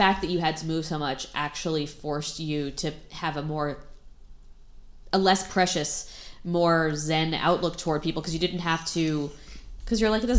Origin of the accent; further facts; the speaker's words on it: Connecticut, United States; I'm like a Yankee. I grew up in Connecticut.